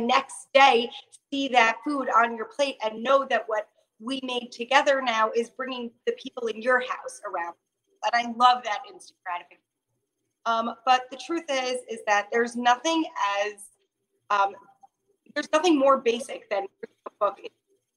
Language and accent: English; Long Island, New York, United States; moved away as an adult; now in Israel; I grew up in Long Island, New York